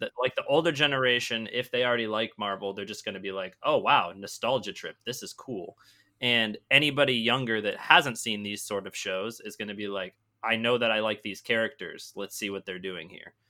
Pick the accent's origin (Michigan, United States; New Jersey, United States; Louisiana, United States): Michigan, United States; I grew up in Michigan